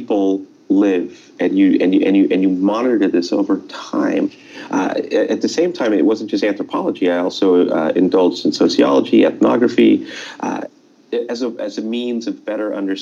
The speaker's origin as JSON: {"language": "English", "town": "Los Angeles", "region": "California", "country": "United States", "tie": "born or raised there", "also_born_or_lived": "Silicon Valley", "said": "I grew up in Los Angeles, actually, where I am right now as we speak"}